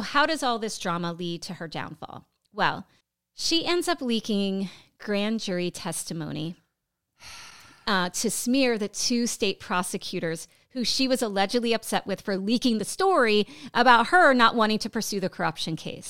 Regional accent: Pennsylvania, United States; moved away; also born or lived in Florida; my home state of Pennsylvania.

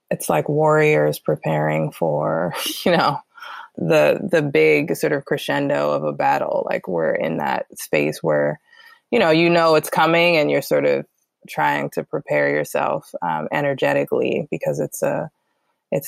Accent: Fort Washington, Maryland, United States; moved away as an adult; also born or lived in New York / California; now in Baltimore, United States; raised between Fort Washington, Maryland, PG County

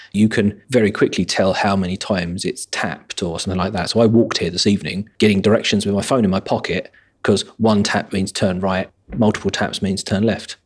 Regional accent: an hour outside London, England, United Kingdom; now in London, United Kingdom; my hometown, an hour outside London

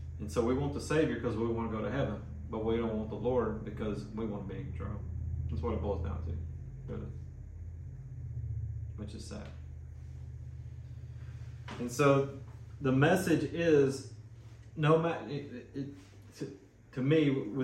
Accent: West Tennessee, United States; I'm from West Tennessee

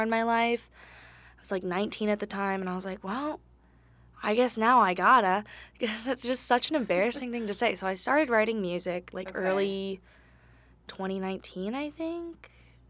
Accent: California, United States; moved away as an adult; now in Lexington, United States; I'm from California

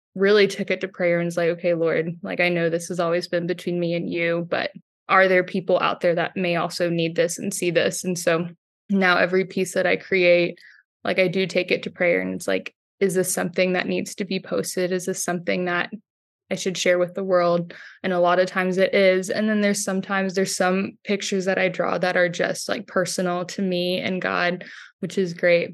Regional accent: Houston, Texas, United States; From Houston, Texas, I'm a full-time Catholic artist and illustrator.

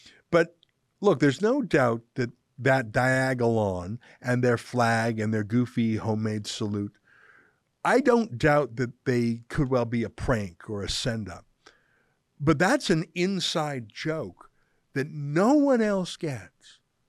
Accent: Cuba; now in Canada; I'm originally from Cuba, and many of my fellow Cuban Canadians seem to expect a 180-degree foreign policy change toward the Cuban regime.

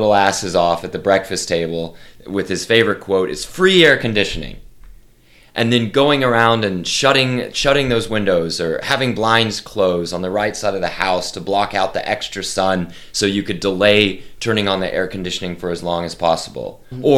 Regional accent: Oklahoma City, Oklahoma, United States; I am from Oklahoma City, Oklahoma

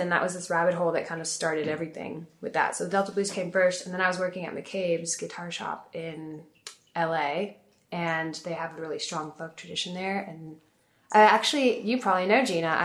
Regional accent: Paris, Île-de-France, France; also born or lived in Italy / England; So I grew up between Italy, England, and uh, France, Paris mostly is where like I did high school and my primary school in Paris, and I was born in Italy and did middle school in Italy, and then when I was young, I lived in England for three years.

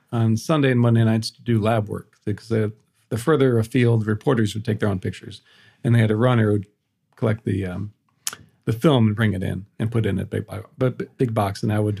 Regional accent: Indiana, United States; moved away as an adult; also born or lived in Alaska / Prague / London; And I'm from Indiana.

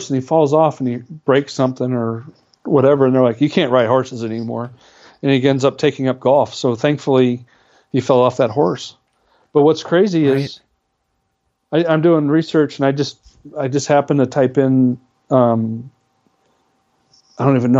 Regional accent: Wisconsin, United States; I'm from Wisconsin

